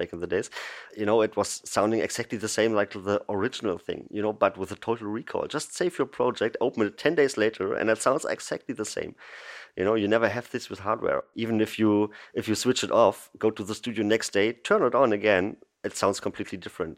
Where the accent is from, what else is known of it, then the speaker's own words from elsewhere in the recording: Berlin, Germany; I'm from Berlin in Germany. I'm born here, live here